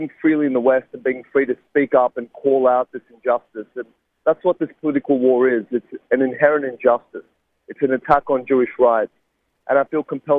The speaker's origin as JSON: {"language": "English", "town": "Sydney", "region": "New South Wales", "country": "Australia", "tie": "born or raised there", "said": "I took him to deliver a guest lecture at a university in my hometown of Sydney"}